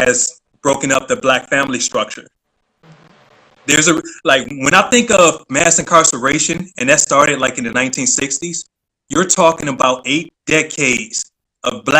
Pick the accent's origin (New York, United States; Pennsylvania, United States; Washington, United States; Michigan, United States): Michigan, United States; Detroit; now in Virginia, United States; born and raised in Detroit, like, you knew everybody.